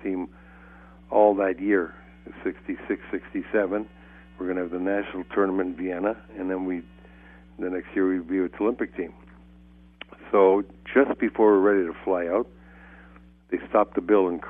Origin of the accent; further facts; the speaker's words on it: Canada; moved away; I'm Canadian